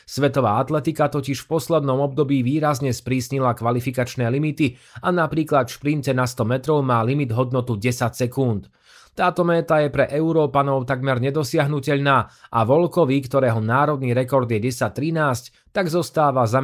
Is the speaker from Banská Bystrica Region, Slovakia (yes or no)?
no; Žilina Region, Slovakia; Keďže som z Liptova, kde halu nemáme, po sústredení v Monte Gorde som dva týždne trénovala vo Švédsku, potom vo Švajčiarsku a potom som pretekala vo Francúzsku.